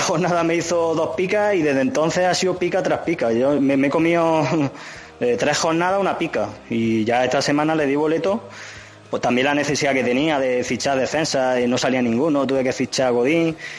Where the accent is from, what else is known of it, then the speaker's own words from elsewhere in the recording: Linares, Andalusia, Spain; moved away as an adult; now in Madrid, Spain; yo soy andaluz, soy soy, de Linares